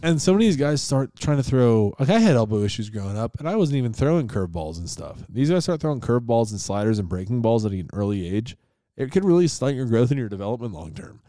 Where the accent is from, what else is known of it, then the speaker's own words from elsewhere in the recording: Rochester, New York, United States; the Rochester Jeffersons from my hometown of Rochester, New York